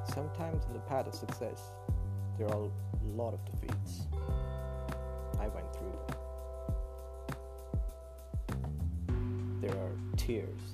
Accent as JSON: {"language": "English", "town": "Lahore", "region": "Punjab", "country": "Pakistan", "said": "I'm from Pakistan, Lahore. I live in a very good society"}